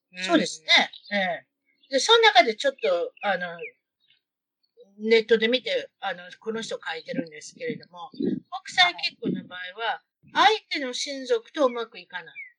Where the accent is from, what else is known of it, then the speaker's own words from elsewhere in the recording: Osaka, Japan; now in United States; 大阪で、大阪で生まれ育ってる